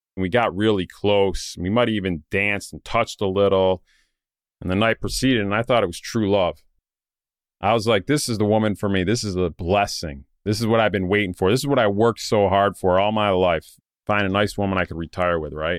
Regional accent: Saratoga Springs, New York, United States; my hometown in Saratoga Springs

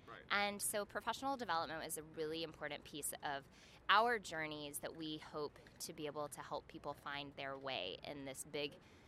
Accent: Birmingham, Alabama, United States; moved away; also born or lived in Atlanta, Georgia / Macau, China; I am from Birmingham, Alabama, and grew up between Birmingham and Atlanta.

